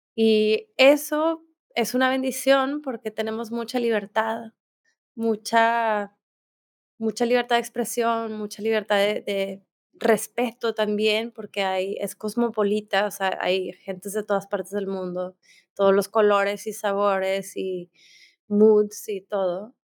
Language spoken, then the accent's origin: Spanish; Mexico; moved away; also born or lived in India / Bali; soy mexicana y tengo pasaporte mexicano